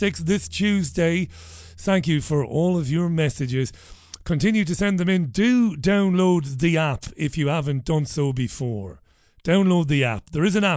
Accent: Ireland; moved away as an adult; also born or lived in Nottingham; now in Salford, United Kingdom; I was an Irishman from the Republic of Ireland

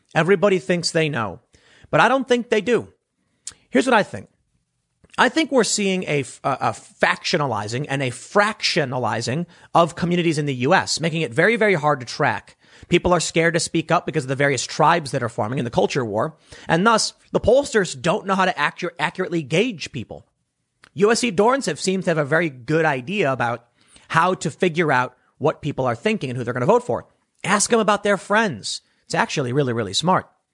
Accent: Chicago, Illinois, United States; people I grew up with in Chicago

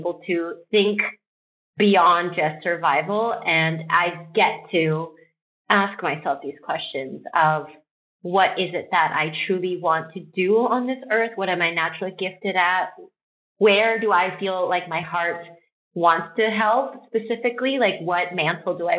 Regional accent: Texas, United States; I'm Korean American. I grew up in Texas

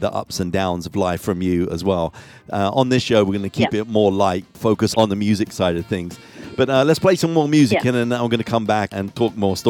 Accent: London, United Kingdom; when I grew up in London

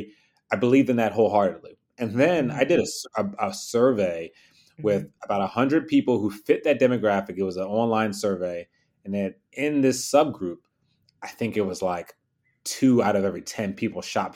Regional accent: Philadelphia, Pennsylvania, United States; I was born and raised in Philly

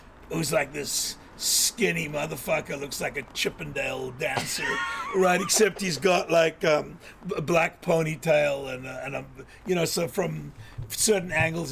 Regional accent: South Africa; moved away as an adult; also born or lived in New York, United States; now in Venice, United States; I grew up in South Africa

